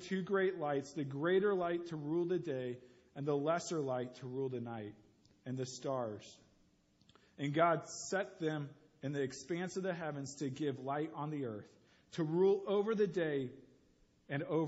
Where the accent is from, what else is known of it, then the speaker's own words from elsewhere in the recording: St. Louis, Missouri, United States; also born or lived in Columbia, Missouri; I grew up in St. Louis, Missouri